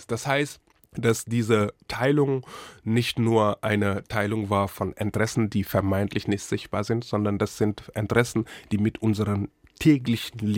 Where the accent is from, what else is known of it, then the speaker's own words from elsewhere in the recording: Charlottenburg, Berlin, Germany; ich ich komme aus Charlottenburg.